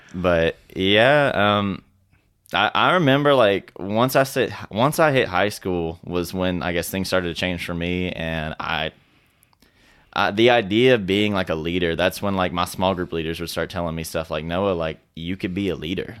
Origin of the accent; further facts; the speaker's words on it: Fort Smith, Arkansas, United States; we grew up in Fort Smith, Arkansas together